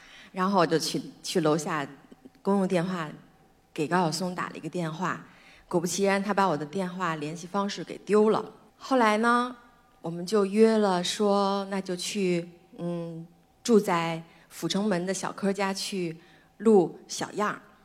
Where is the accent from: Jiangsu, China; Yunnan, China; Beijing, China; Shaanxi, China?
Beijing, China; 我出生在北京，妈妈是拉大提琴的